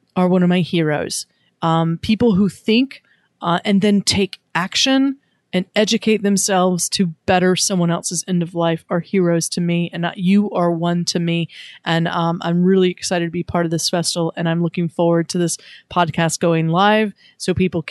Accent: Wilmington, North Carolina, United States; my hometown, Wilmington, North Carolina

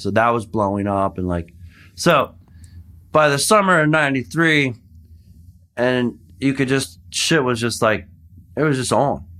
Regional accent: Philadelphia, Pennsylvania, United States; also born or lived in Boston; I'm from Philly.

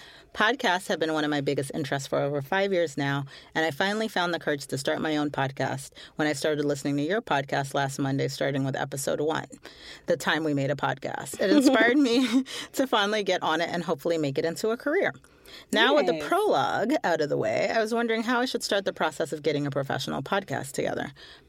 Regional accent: Canada; now in London, United Kingdom; I'm a Canadian currently living in London, UK.

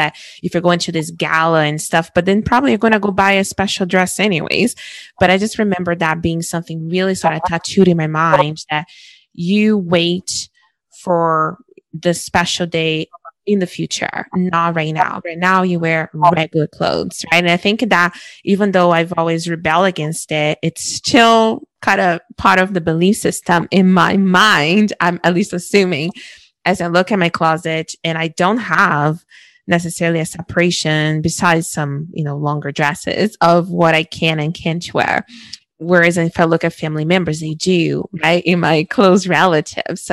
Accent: Brazil; moved away as an adult; now in Canada; culturally growing up in Brazil, and I moved to Canada when I was 21. So my forming years were back home

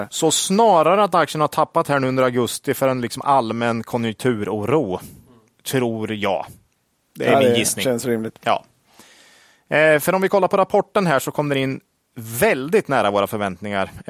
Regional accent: Sweden; Som svensk

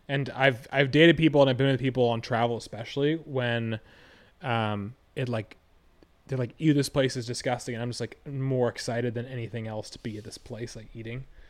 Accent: Hingham, Massachusetts, United States; growing up in Hingham

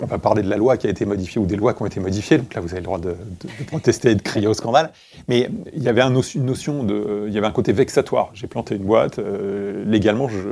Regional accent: Créteil, Île-de-France, France; j'ai grandi à Créteil

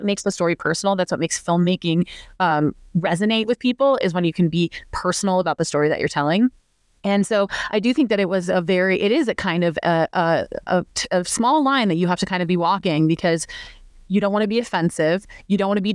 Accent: rural Illinois, United States; moved away; So we shot in rural Illinois, so kind of outside my hometown

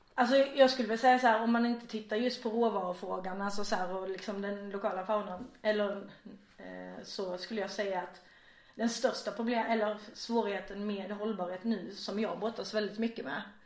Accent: Vejbystrand, Skåne, Sweden; moved away as an adult; also born or lived in Gothenburg / Norway; now in Malmö, Sweden; Jag är uppväxt i Vejbystrand som ligger i nordvästra Skåne.

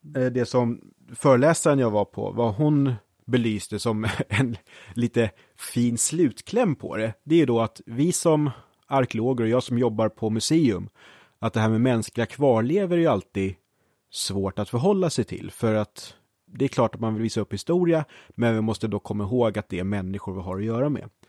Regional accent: Brottby, Stockholm County, Sweden; jag var ju då från Brottby och bland de andra sexåringarna i Brottby

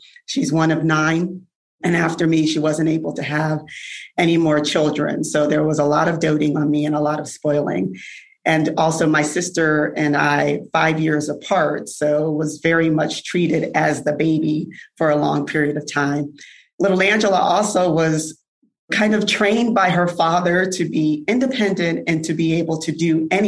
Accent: New Haven, Connecticut, United States; growing up in New Haven, Connecticut

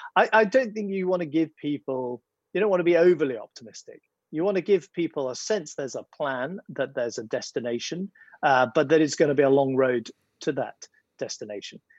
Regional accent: United Kingdom; I'm I'm a British conservative.

